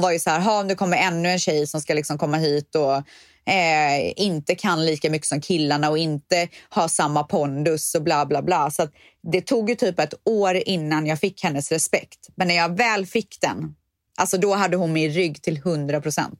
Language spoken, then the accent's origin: Swedish; Borås, Västra Götaland, Sweden; moved away as an adult; also born or lived in Spain; jag var så jävla trött på Borås där jag kommer ifrån